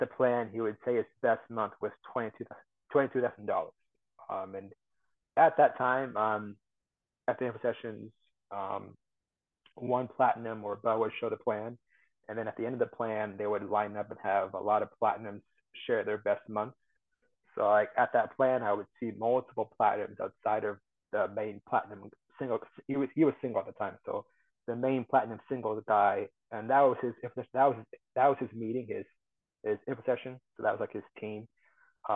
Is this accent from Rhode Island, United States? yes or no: no; Ames, Iowa, United States; also born or lived in Cedar Falls, Iowa; I'm from Ames, Iowa, which is like central Iowa